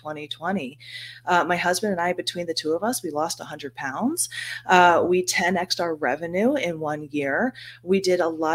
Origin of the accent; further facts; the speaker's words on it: United States; moved away as an adult; also born or lived in Philadelphia / South Florida; now in Tennessee, United States; I grew up in the New York, New Jersey area